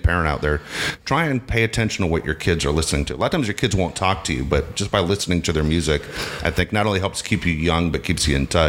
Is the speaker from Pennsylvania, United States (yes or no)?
no; Tennessee, United States; also born or lived in Los Angeles, California; I was born in Los Angeles, moved to Tennessee when I was 6 years old